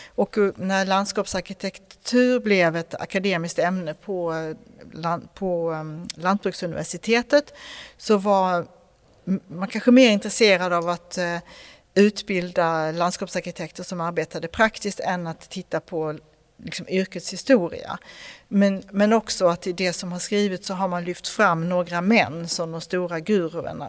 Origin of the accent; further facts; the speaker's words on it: Skåne, Sweden; jag är från Skåne